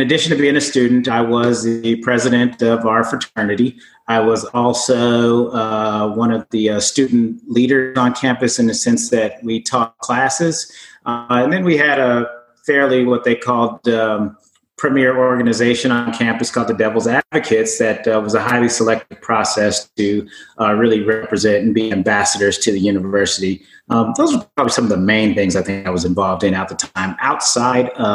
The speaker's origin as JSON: {"language": "English", "town": "Oakland", "region": "California", "country": "United States", "tie": "born or raised there", "also_born_or_lived": "Arizona", "moved": "as an adult", "said": "I had been born and raised in California, grew up in Oakland"}